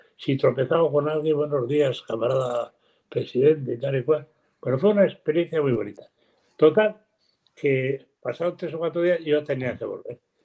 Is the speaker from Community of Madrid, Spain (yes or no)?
no; Basque Country, Spain; los aldeanos alaveses no, somos muy así